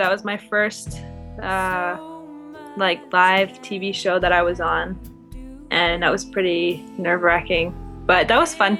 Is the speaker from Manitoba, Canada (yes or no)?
yes; Winnipeg, Manitoba, Canada; Yep. Yeah, I was born in Winnipeg. It's a nice city. I plan on staying here for a while.